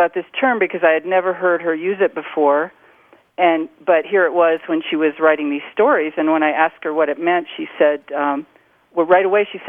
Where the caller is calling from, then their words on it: Taos, New Mexico, United States; I'm calling from Taos, New Mexico.